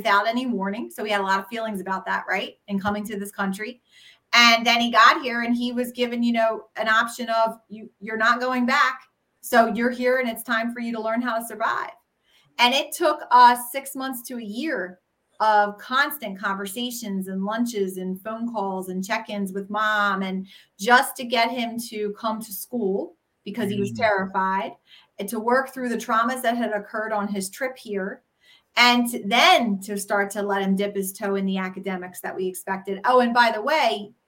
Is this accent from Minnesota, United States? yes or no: no; Philadelphia, Pennsylvania, United States; people pick out I'm from Philly pretty quick